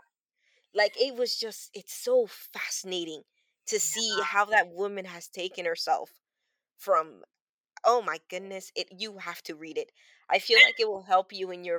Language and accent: English; Toronto, Ontario, Canada; I grew up on Weston Road, and one of the buildings that I grew up in, it's like a 3-floor building